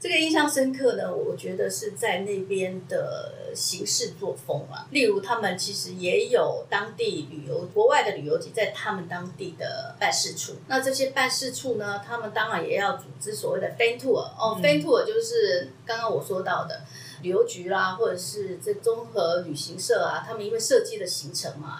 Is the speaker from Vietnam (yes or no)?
no; Taiwan; moved away as an adult; also born or lived in Beijing, China; 可是我是台湾的身份哦